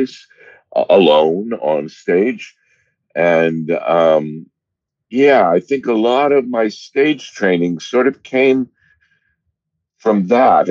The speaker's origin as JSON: {"language": "English", "town": "Monmouth", "region": "Oregon", "country": "United States", "tie": "born or raised there", "said": "I grew up in Oregon. Most of my childhood in a little town of between 2,000 and 3,000 people called Monmouth, Oregon, with one stoplight."}